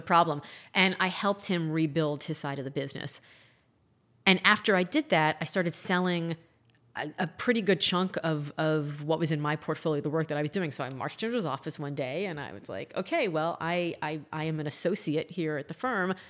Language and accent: English; Miami, Florida, United States; I grew up in Miami in the eighties